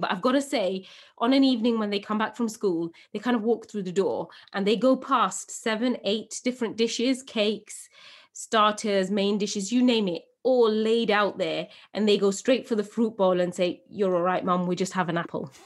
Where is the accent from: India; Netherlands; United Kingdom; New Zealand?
United Kingdom; England; born or raised there